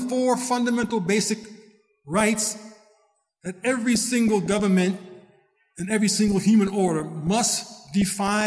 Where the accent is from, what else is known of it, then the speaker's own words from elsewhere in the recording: United States; I'm an American, born and raised